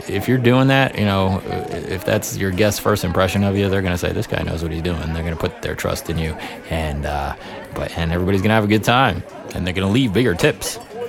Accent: New York, United States; being a New Yorker myself

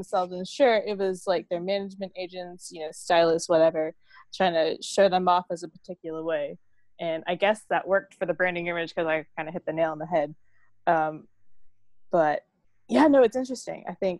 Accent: Bradford, Yorkshire and the Humber, United Kingdom; now in United States; And I was like, oh, I'm from Bradford.

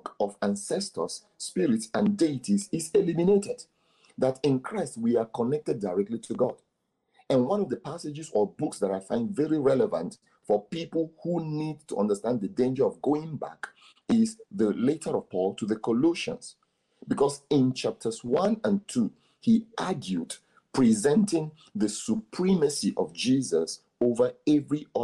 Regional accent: Igbo, southeastern Nigeria, Nigeria; I am from the Igbo extract in Nigeria, from the southeastern part of Nigeria

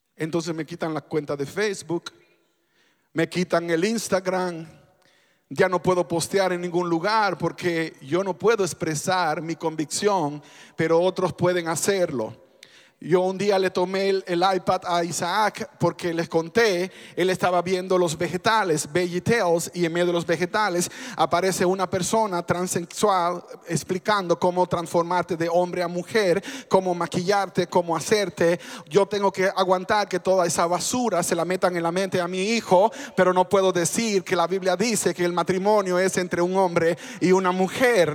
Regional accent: Dominican Republic; moved away; En mi país se mezcló mucho el cristianismo con el paganismo y de hecho en República Dominicana tenemos

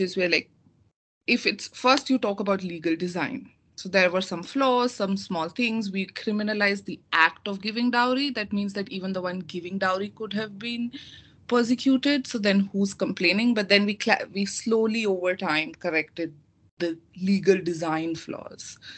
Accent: India; moved away; I come from India and I studied law. My law school, five years of law school was done in India

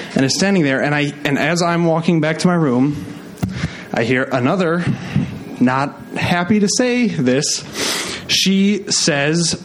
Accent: Midwest, United States; I was raised in the Midwest

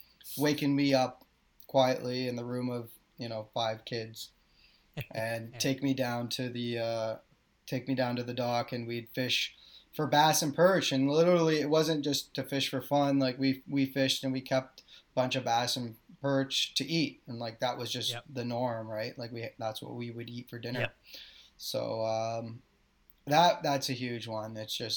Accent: Snake Island, Ontario, Canada; but I grew up on Snake Island on Lake Simcoe.

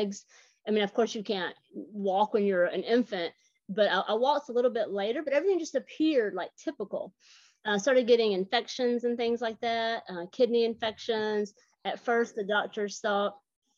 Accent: Georgia, United States; accent: Southern; also born or lived in Atlanta, Georgia; When you hear me talk, you can tell I'm from the South. I'm from Atlanta, Georgia. I actually grew up in a small town about an hour north of Atlanta

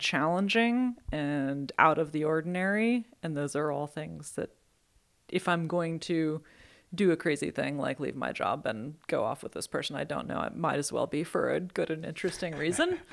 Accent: Belfast, Maine, United States; moved away as an adult; now in West Coast, United States; I grew up in Maine

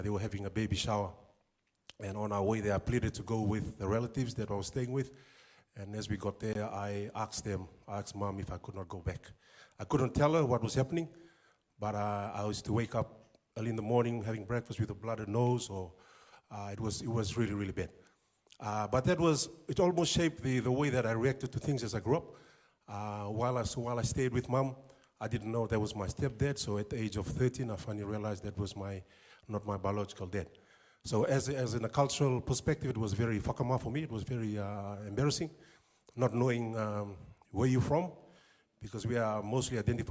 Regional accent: Suva, Central Division, Fiji; moved away as an adult; also born or lived in Lau Province, Fiji / Christchurch, New Zealand; now in Whangarei, New Zealand; when we grew up in Suva, very basic lifestyle

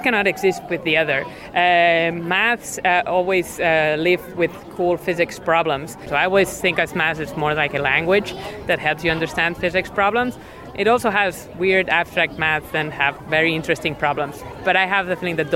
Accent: Spain; moved away; I'm not from the US, I'm from Spain

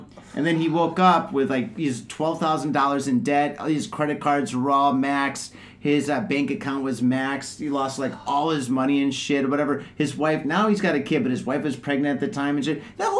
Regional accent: Detroit, Michigan, United States; now in Japan; I'm from Detroit.

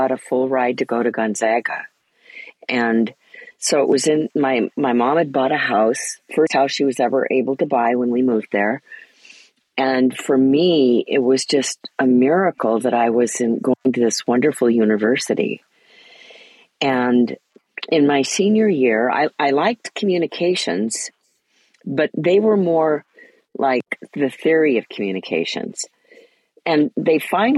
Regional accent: Port Angeles, Washington, United States; also born or lived in Spokane, Washington; I grew up in Port Angeles, Washington, near the Olympic National Park.

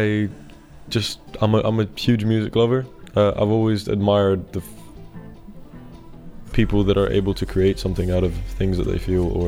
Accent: Greece; I was born and raised in Greece

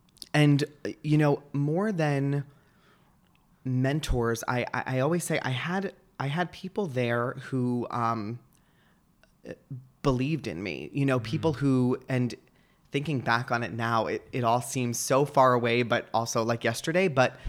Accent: Hillsborough, New Jersey, United States; It's in Somerset, New Jersey. Okay. I grew up in Hillsboro, which is like the next town over.

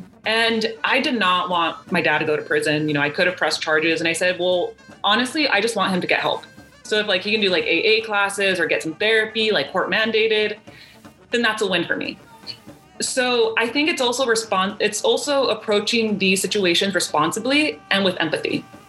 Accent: Los Angeles, California, United States; I grew up in Southeast LA.

